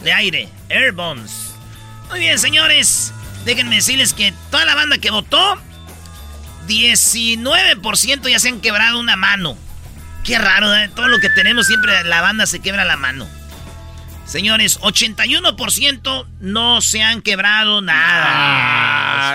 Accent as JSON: {"language": "Spanish", "region": "central Mexico", "country": "Mexico", "said": "nosotros, que somos del centro de la República"}